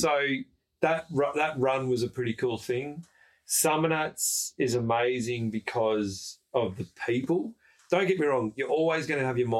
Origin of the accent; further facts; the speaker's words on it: Echuca, Victoria, Australia; Echuca, and Echuca, like, that's my hometown.